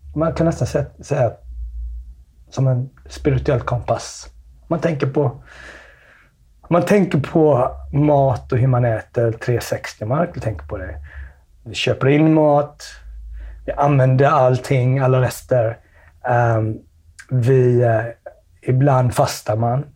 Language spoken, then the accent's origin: Swedish; Smögen, Västra Götaland, Sweden; Jag växte upp på Smögen